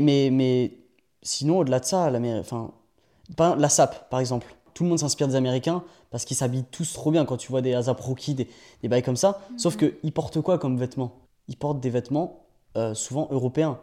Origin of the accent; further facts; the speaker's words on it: France; moved away; also born or lived in United States; je suis français après tout